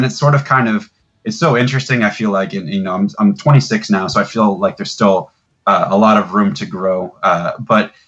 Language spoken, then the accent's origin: English; Tampa, Florida, United States; I grew up in Tampa, Florida